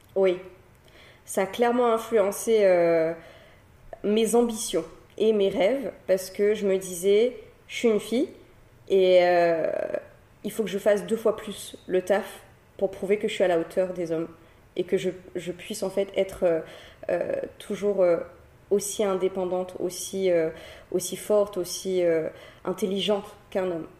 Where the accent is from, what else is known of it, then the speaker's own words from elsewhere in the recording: Cilaos, Réunion; je suis une Silaosienne. Hein. j'ai grandi euh, à Silaos. J'ai grandi là-bas toute mon enfance jusqu'à l'âge de mes 15 ans.